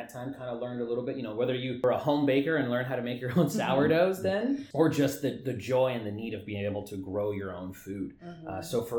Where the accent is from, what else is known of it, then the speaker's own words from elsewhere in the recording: Hollister, California, United States; I'm originally from Hollister, California, born and raised there. I had the pleasure of being able to come back home after going to school.